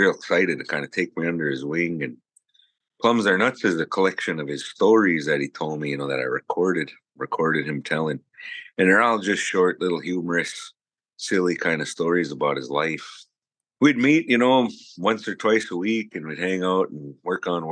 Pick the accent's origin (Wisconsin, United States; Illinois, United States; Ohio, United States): Wisconsin, United States; Lac Courte Oreilles Ojibwe Reservation; I come from the Lac Courte Oreilles Ojibwe Reservation